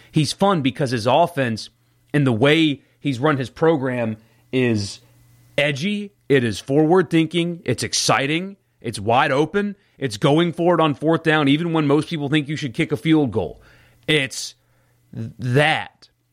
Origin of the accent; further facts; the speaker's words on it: South Carolina, United States; moved away as an adult; now in Mississippi, United States; where I grew up in South Carolina, my high school team